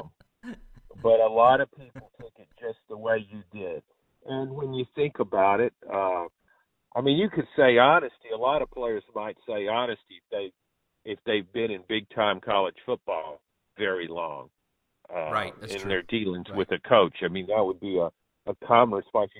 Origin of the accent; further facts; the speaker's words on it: Louisiana, United States; moved away; also born or lived in Jackson, Mississippi; I grew up in Louisiana